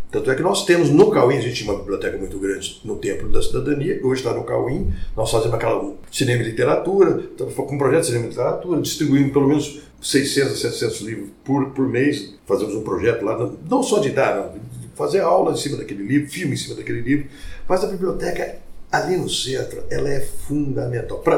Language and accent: Portuguese; Barretos, São Paulo, Brazil; now in Ribeirão Preto, Brazil; Eu mudei para Ribeirão Preto, eu vim de Barretos, mudei para Ribeirão Preto.